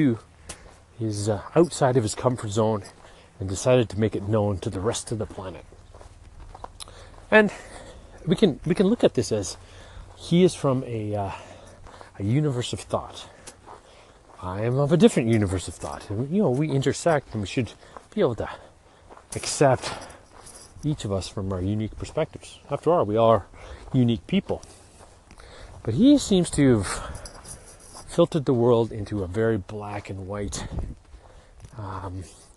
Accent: Kamloops, British Columbia, Canada; this little kid growing up in Kamloops

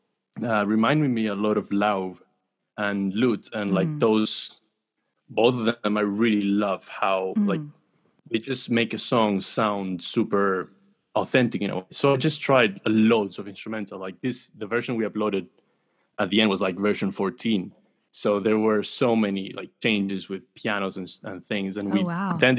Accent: Chile; I'm from Chile

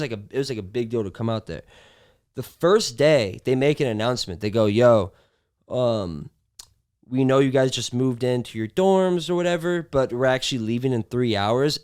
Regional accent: Long Beach, California, United States; also born or lived in Nebraska; I moved around a little bit as a kid, but I feel like my formative years were in Long Beach

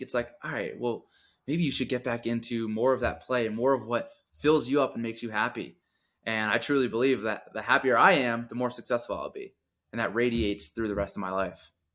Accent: Connecticut, United States; moved away as an adult; also born or lived in suburbs of New York City; now in Denver, United States; I grew up in Connecticut, so I moved to the suburbs of New York City

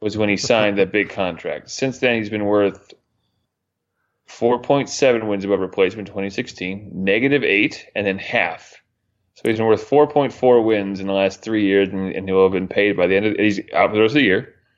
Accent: Northeast, United States; moved away; Growing up in the Northeast, I listened to a lot of New York Sports Talk Radio

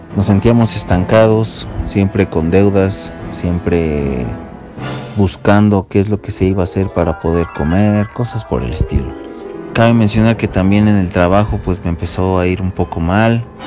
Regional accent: State of Mexico, Mexico; soy del Estado de México

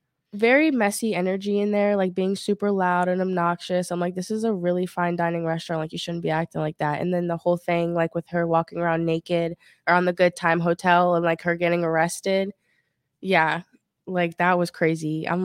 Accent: Maryland, United States; now in Miami, United States

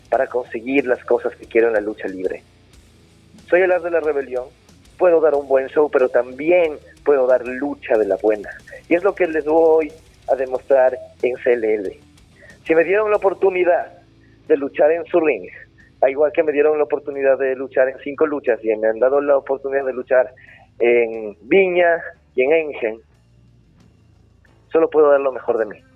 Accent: Peru; now in Chile; de la realidad que se vive en mi país o lo que conocía solo hasta Perú. Eh, estar

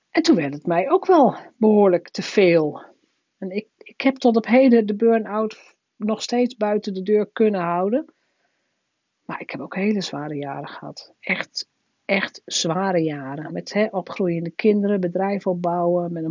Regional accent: northern Netherlands, Netherlands; Als Noorderling kom je ineens onder de rivieren. En hier doen ze aan carnaval.

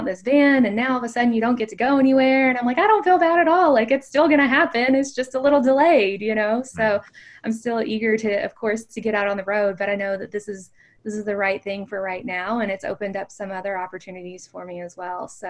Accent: Kentucky, United States; moved away as an adult; I grew up in a very small town in Kentucky. It's known as the bourbon capital of the world

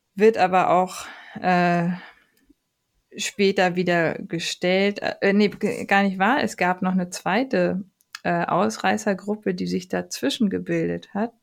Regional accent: Germany; bei uns in Deutschland

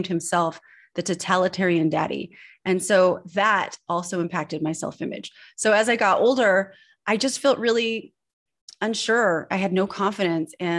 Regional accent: Northern California, United States; also born or lived in Switzerland; I was born in Switzerland and I grew up in Northern California

